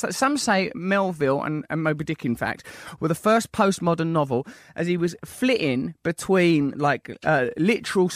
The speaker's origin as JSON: {"language": "English", "town": "Sidcup", "region": "London", "country": "United Kingdom", "tie": "born or raised there", "said": "since I was a little girl growing up in Sidcup."}